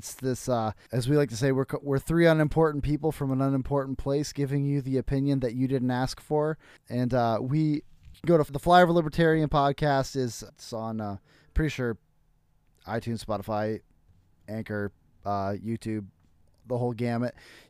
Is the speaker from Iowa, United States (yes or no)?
yes; Iowa, United States